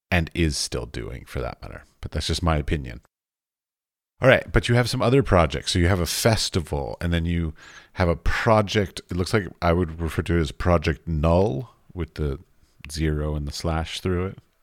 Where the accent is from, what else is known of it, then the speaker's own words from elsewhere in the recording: United States; moved away as an adult; now in Europe; I grew up outside of you know Washington D.C.